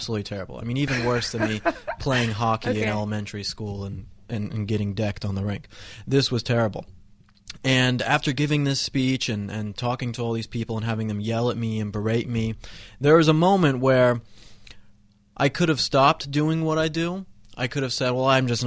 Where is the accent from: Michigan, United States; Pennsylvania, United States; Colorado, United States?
Colorado, United States; moved away as an adult; now in Los Angeles, United States; I grew up in Colorado, went to CU Boulder